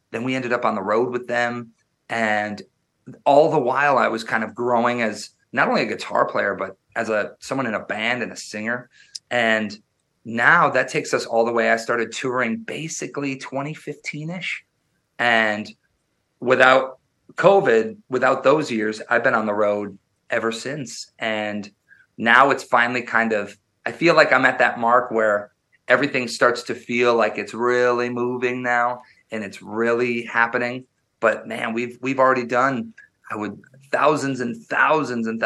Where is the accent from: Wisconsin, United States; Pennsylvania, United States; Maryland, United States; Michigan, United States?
Wisconsin, United States; I was born and raised in Wisconsin, which is the midwest they call it up near near canada and i grew up very very rural i grew up um in like farmland